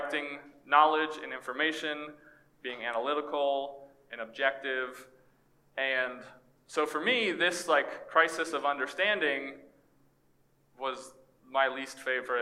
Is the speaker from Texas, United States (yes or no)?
yes; East Texas, United States; moved away as an adult; also born or lived in Orlando; growing up in East Texas and in YWAM